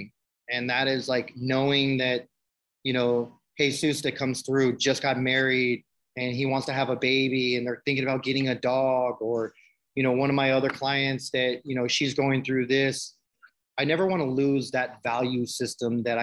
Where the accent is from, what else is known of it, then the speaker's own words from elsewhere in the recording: San Francisco, California, United States; I come from San Francisco from nothing, group homes, institutions, my whole life.